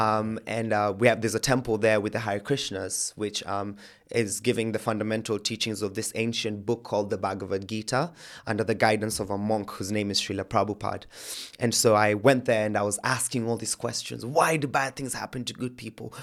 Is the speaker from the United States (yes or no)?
no; Kenya; moved away as an adult; now in England; I was born and raised in Kenya, lived my life there.